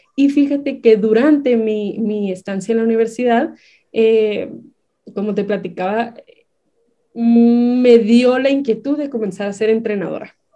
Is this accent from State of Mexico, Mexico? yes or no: no; Baja California, Mexico; moved away as an adult; now in Chihuahua, Mexico; yo no soy de aquí, yo soy originaria de Baja California.